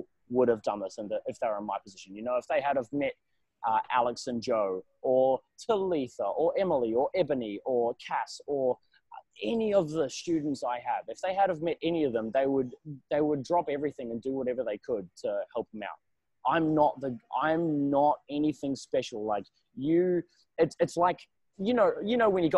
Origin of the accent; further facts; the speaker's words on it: New Zealand; now in Australia; I'm a New Zealander